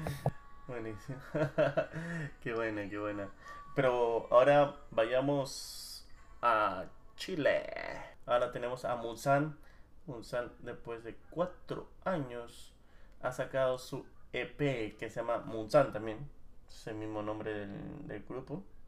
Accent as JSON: {"language": "Spanish", "region": "Lima", "country": "Peru", "moved": "yes", "said": "entre nosotros los limeños habíamos dicho que nuestro acento era neutro"}